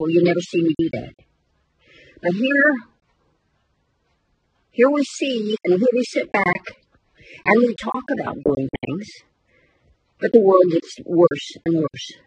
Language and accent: English; United States; I'm an American too.